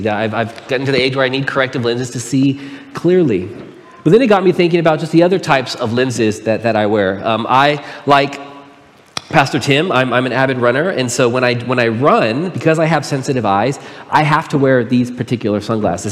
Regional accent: Pomona, California, United States; I was born and raised in Pomona. I lived there for 17 years

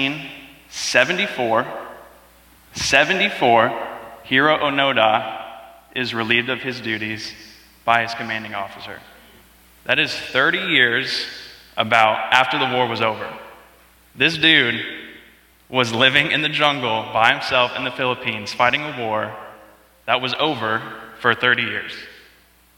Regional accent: North Carolina, United States; We are from North Carolina

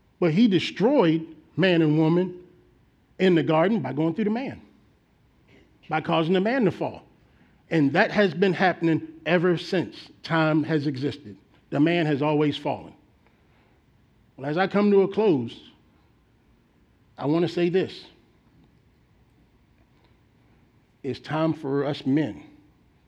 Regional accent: Baltimore, Maryland, United States; moved away; back in my home state of Baltimore, Maryland

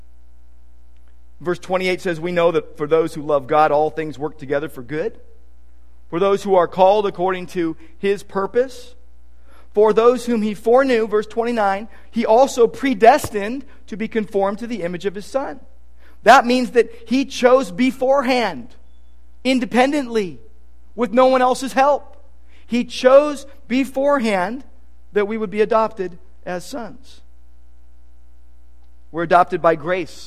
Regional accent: Downey, California, United States; When I was a little kid, when we grew up in Downey, my room was overlooking the garage

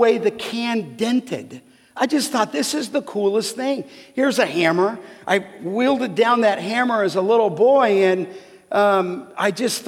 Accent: Los Angeles, California, United States; growing up in Canoga Park

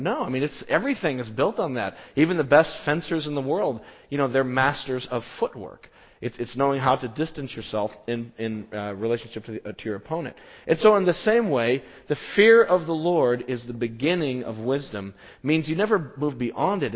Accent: Southwest, United States; we grew up in the Southwest

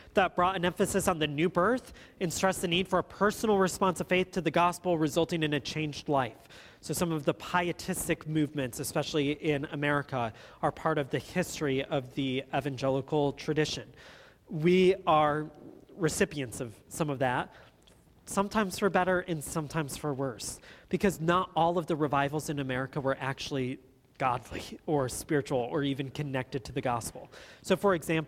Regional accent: Watertown, Wisconsin, United States; the town that I grew up in Watertown, Wisconsin

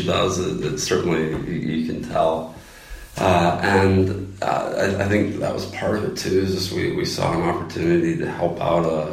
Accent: Indiana, United States; moved away as an adult; now in Northern Ireland, United Kingdom; I grew up in Indiana, and my wife did

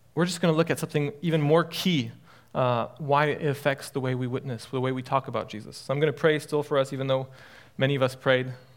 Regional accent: France; also born or lived in Illinois; I grew up in France. I'm half French, my father's French, uh, and lived there my entire life

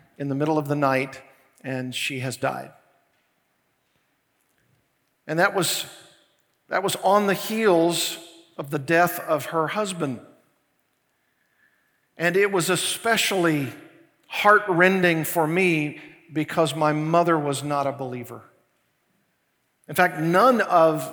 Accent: Arkansas, United States; now in Thousand Oaks, United States; Arkansas, my home state

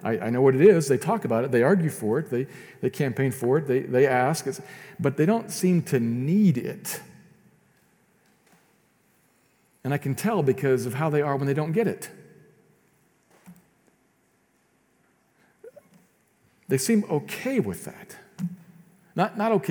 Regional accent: United States; I love being an American

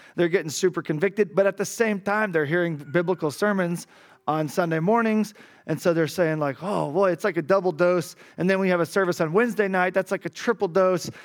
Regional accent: Arkansas, United States; moved away as an adult; now in Cali, Colombia; I'm from Arkansas

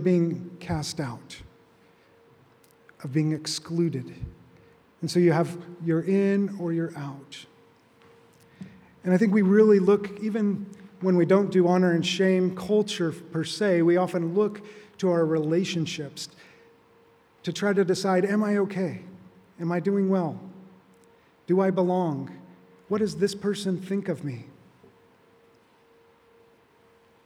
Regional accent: Arizona, United States; moved away; I grew up in Arizona

